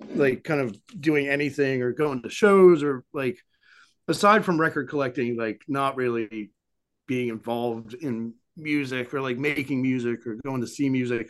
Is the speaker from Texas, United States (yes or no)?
no; Souderton, Pennsylvania, United States; born or raised there; moved away as an adult; now in Philadelphia, United States